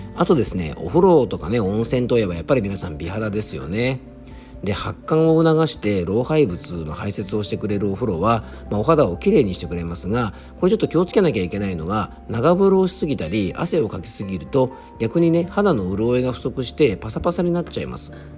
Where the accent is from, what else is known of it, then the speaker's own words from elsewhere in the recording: Yamanashi, Japan; 僕の地元のね山梨県立美術館